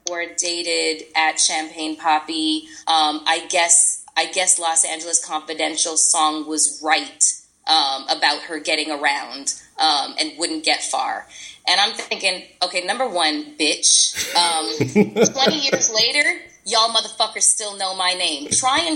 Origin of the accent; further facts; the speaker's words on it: Toronto, Ontario, Canada; moved away as an adult; also born or lived in New York; now in California, United States; We're both from Toronto